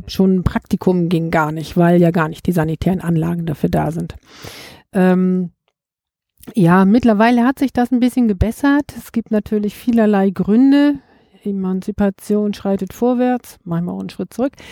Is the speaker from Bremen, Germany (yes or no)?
yes; Bremen, Germany; born there; Geboren in Bremen, Bremen-Nord